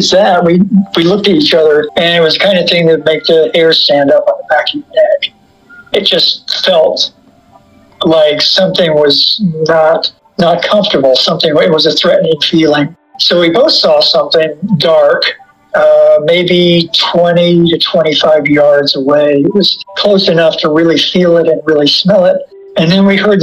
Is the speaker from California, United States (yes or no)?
no; Lexington, Kentucky, United States; I was born in Lexington, and I grew up downtown in an area that was just Victorian houses